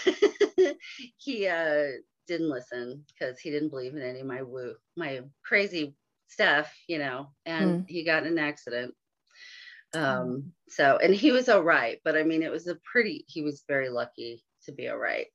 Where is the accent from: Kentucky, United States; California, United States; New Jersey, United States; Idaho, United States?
California, United States; San Francisco Bay Area; I grew up in the San Francisco Bay Area.